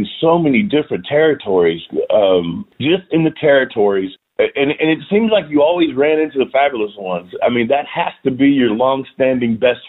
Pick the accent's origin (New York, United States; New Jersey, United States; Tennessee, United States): Tennessee, United States; Nashville; moved away; also born or lived in Tampa; I, however, was a Nashville guy. That's where I grew up, and I grew up on Memphis wrestling.